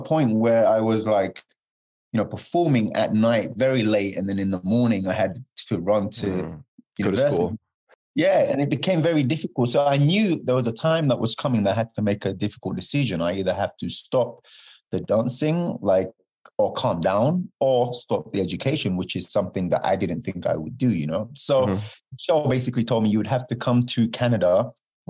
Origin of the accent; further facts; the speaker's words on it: London, United Kingdom; moved away; I'm from London